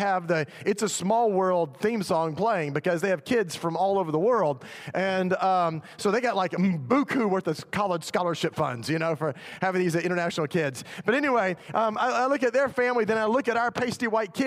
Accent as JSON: {"language": "English", "town": "Memphis", "region": "Tennessee", "country": "United States", "tie": "born or raised there", "said": "I was actually in my hometown in Memphis"}